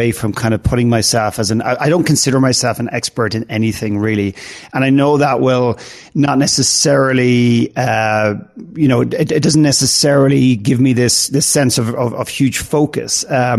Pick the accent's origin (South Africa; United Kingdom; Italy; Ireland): Ireland; also born or lived in Canada; now in United States; I lived in Canada for 9 years. I'm from Ireland originally, and I live and work here now.